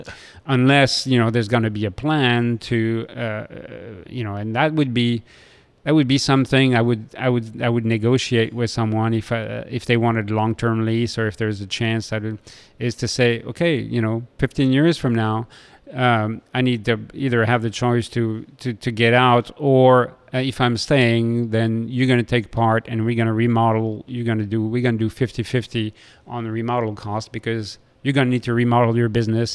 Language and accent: English; Lille, Hauts-de-France, France; moved away; I grew up in Lille next to Belgium